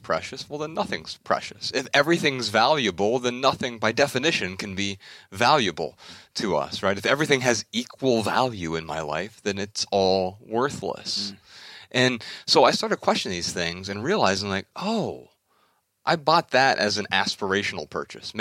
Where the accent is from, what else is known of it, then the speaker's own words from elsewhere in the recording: Dayton, Ohio, United States; We're from Dayton, Ohio, right up the street, and right up I-75